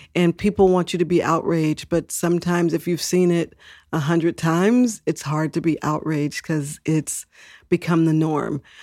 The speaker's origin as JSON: {"language": "English", "region": "Texas", "country": "United States", "tie": "born or raised there", "moved": "yes", "lives_now": "San Francisco, United States", "said": "I was born in Texas"}